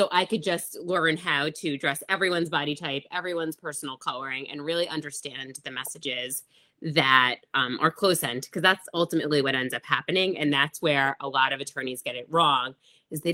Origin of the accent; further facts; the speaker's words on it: New York, United States; I'm from New York